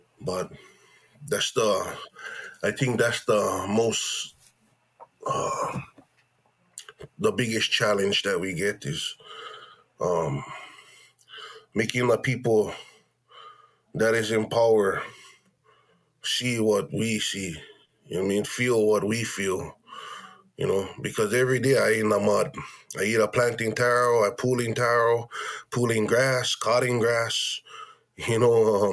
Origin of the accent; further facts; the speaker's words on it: Keʻanae-Wailuanui, Maui, Hawaii, United States; We was born and raised in that village